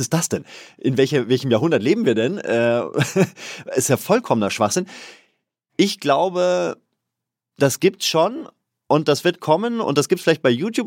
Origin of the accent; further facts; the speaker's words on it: Bavaria, Germany; als Bayer